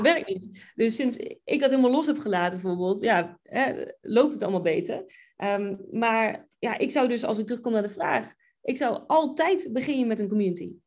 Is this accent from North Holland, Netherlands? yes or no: no; Buinen, Drenthe, Netherlands; moved away as an adult; also born or lived in England / Oklahoma; now in United States; Ik kom uit Buinen, Drenthe